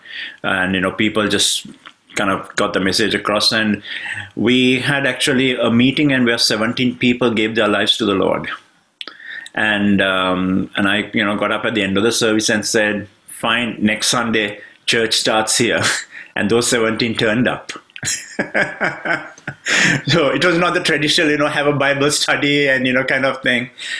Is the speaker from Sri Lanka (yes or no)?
yes; Sri Lanka; moved away as an adult; now in United Kingdom; I come originally from Sri Lanka, and I'm now based in the UK. It's been 23 years since we've been in the UK